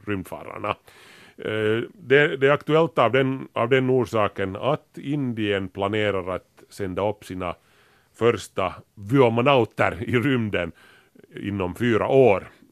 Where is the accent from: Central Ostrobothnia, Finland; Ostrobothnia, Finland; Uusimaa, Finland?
Uusimaa, Finland; Grankulla; när vi var unga och bodde i Grankula